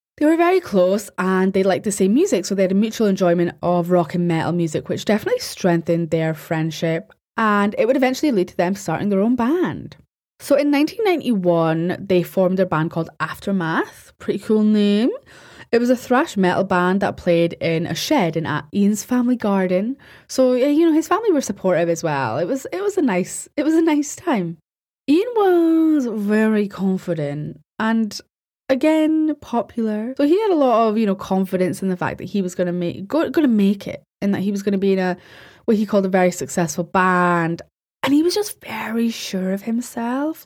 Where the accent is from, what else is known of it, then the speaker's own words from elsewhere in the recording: Scotland, United Kingdom; I'm Scottish and I pronounce my R's